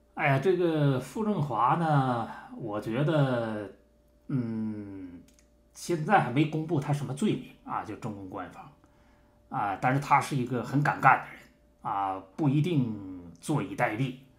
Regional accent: Harbin, Heilongjiang, China; 我们老家那个双城区

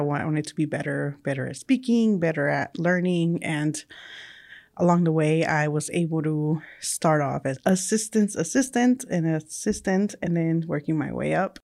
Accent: California, United States; first language Spanish; English is a second language; moved away as an adult; also born or lived in Mexico; I was originally born in Mexico, and then I grew up in California. So my primary language was Spanish, and then I learned English along the way

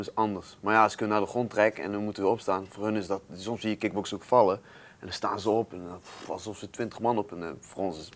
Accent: North Brabant, Netherlands; Ik kom uit Brabant. Dat is al, Brabanders zijn best wel trots daarop

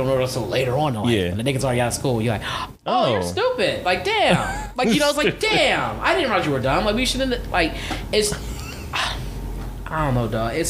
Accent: United States; to the people outside of America, I'm American.

